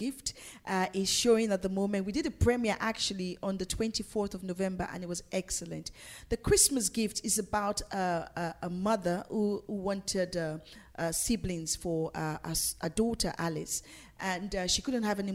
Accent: Nigeria; now in London, United Kingdom; growing up in Nigeria

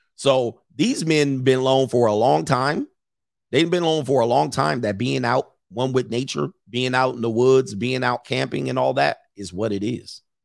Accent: United States; this is our country. This will forever be our country

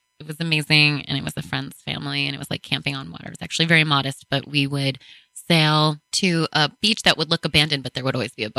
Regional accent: Buffalo, New York, United States; I'm from Buffalo.

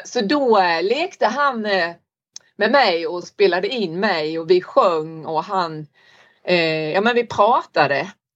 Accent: Olofström, Blekinge, Sweden; now in Norberg, Sweden; jag kommer från Blekinge, Olofströms kommun

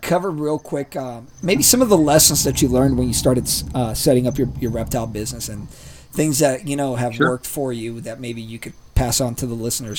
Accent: Ecuador; moved away; so I grew up down in Ecuador, right?

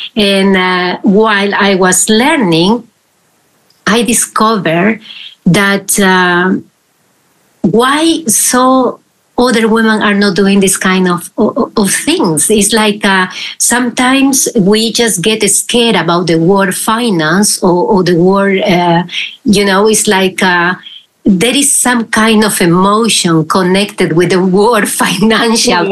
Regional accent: Peru; now in Netherlands; I am originally from Peru and I am living here in the Netherlands for, for a while

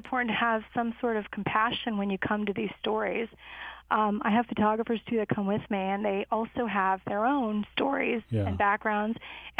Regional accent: Chicago, Illinois, United States; I'd like to say we grew up in Chicago, me and my sister, and we learned early on that we didn't have a lot of money

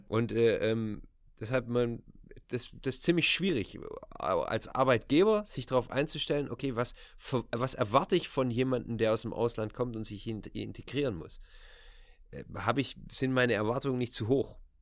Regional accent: Germany; moved away as an adult; also born or lived in Switzerland; now in Netherlands; ich bin natürlich in Deutschland aufgewachsen, ich bin mit der deutschen Kultur groß

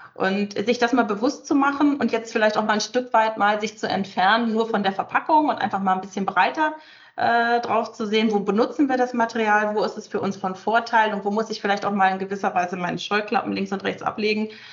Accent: Northern Germany, Germany; ich komme selber aus dem Norden, von der Küste

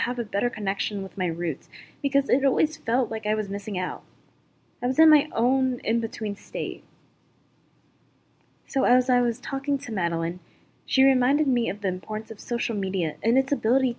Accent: Pennsylvania, United States; I have been asked various times where I was from. If you want an answer, it's Pennsylvania.

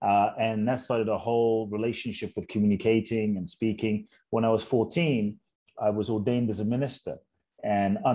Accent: London, United Kingdom; also born or lived in Ghana; born in Ghana, West Africa, my father's from Ghana, my mother's Japanese. I grew up in London.

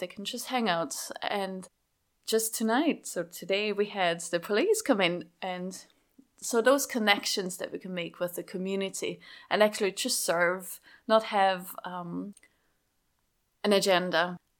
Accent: Schaffhausen, Switzerland; English is a second language; moved away as an adult; also born or lived in France; Schaffhausen, where I grew up in Switzerland. That explains my accent, by the way.

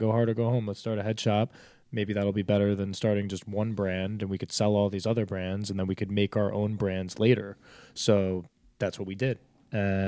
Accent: New Jersey, United States; Like we came from Jersey

